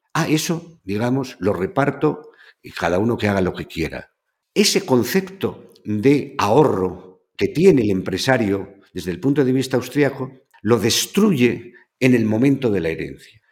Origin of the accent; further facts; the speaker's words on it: the Duero region, Castile and León, Spain; also born or lived in Seville; de mi tierra, en donde nace el Duero y donde termina.